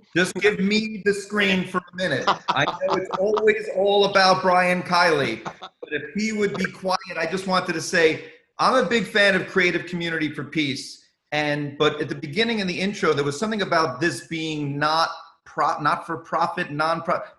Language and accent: English; New York, United States; also born or lived in Boston; because I grew up in the Boston comedy scene, even though I grew up in New York